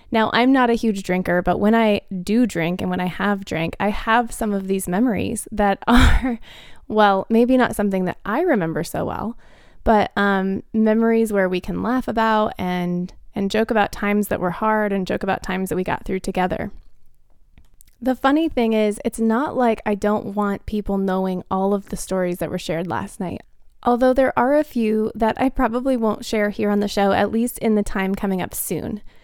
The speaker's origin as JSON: {"language": "English", "town": "Phoenix", "region": "Arizona", "country": "United States", "tie": "born or raised there", "moved": "yes", "said": "I grew up in Phoenix, Arizona, and all four of them still live here"}